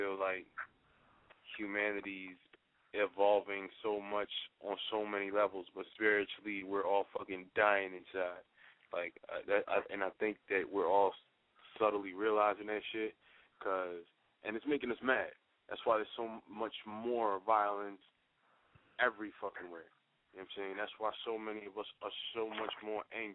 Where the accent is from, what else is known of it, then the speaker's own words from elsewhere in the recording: Philadelphia, Pennsylvania, United States; also born or lived in New York; Born in New York, raised in Philly